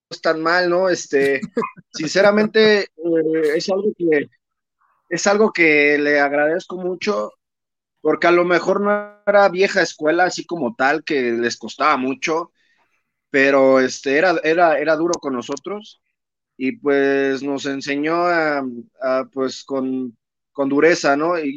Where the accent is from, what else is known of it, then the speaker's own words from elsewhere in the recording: Naucalpan, State of Mexico, Mexico; pues yo vengo de, soy hecho en Naucalpan, carnal. Yo ahí este, aprendí mis maromas eh, con el profesor Bombiro Infernal y este, pues yo soy naucalpense 100%.